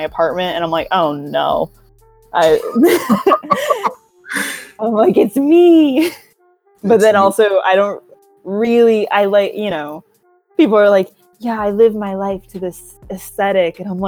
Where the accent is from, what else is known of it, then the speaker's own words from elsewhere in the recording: Atlanta, Georgia, United States; accent: inner city Atlanta public school; Southern; moved away; my inner city Atlanta public school accent